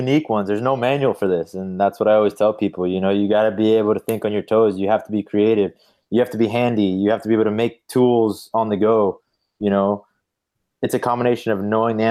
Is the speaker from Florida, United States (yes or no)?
yes; South Florida, United States; I grew up in South Florida